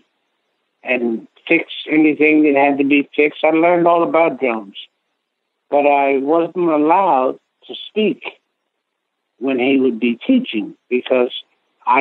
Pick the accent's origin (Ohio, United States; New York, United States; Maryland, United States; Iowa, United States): Maryland, United States; Elkton; I come from Elkton, Maryland, and that's where I got started. I was 3 years old